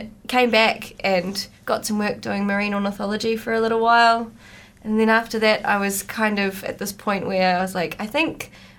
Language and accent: English; Tairua/Whitianga, Coromandel, Waikato, New Zealand; So I grew up in Tairua/Whitianga